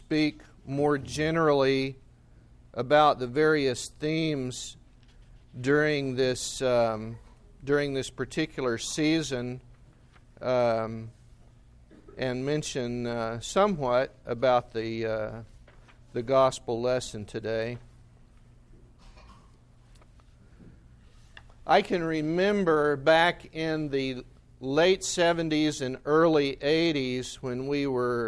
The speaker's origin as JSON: {"language": "English", "country": "United States", "said": "as an American"}